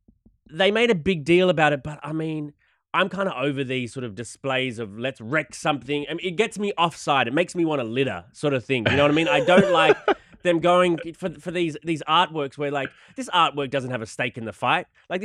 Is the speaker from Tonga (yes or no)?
no; Australia; Because I'm Australian.